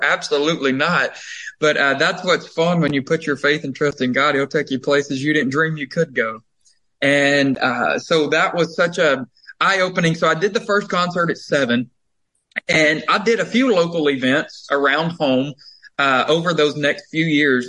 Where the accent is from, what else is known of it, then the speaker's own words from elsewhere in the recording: Covington, Georgia, United States; moved away as an adult; also born or lived in Nashville, Tennessee; I was born and raised there in Covington